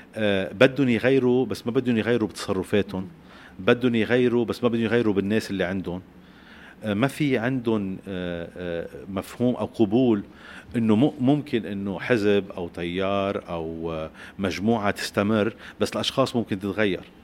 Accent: Lebanon; نحن كلبنانيين

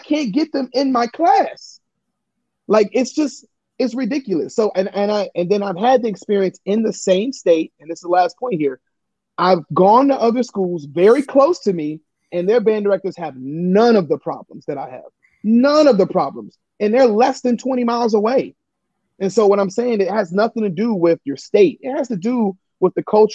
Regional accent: Detroit, Michigan, United States; now in Newark, United States; I'm from Detroit.

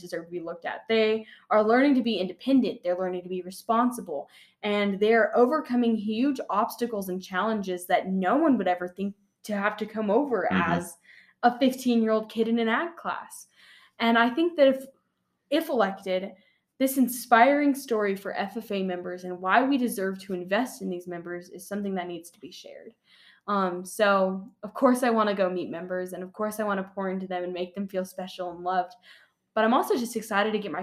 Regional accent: Las Cruces, New Mexico, United States; I was raised in Las Cruces, so I am the Southwest of New Mexico

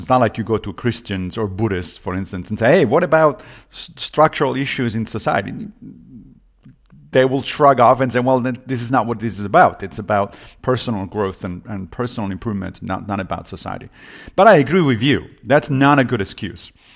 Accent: Rome, Lazio, Italy; now in New York, United States; I grew up Catholic in Rome

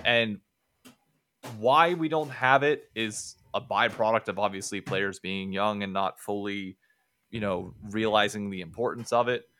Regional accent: Hershey, Pennsylvania, United States; I was born in Hershey, Pennsylvania

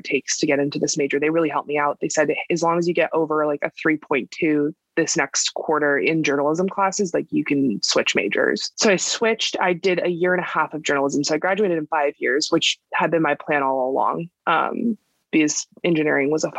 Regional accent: California, United States; I was born and raised in California

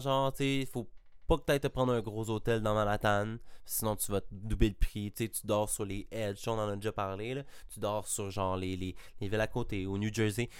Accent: Laval, Quebec, Canada; pour un gars de Montréal, je suis un Lavallois

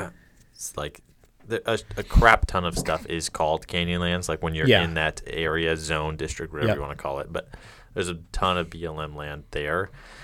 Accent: Detroit, Michigan, United States; I'm from Detroit.

